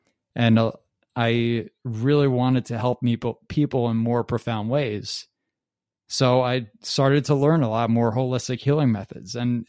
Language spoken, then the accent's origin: English; Metuchen, New Jersey, United States; I grew up in Metuchen, New Jersey, and I'm 33 years old now